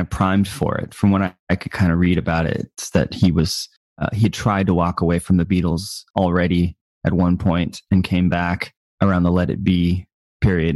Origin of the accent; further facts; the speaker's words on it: United States; I'm from America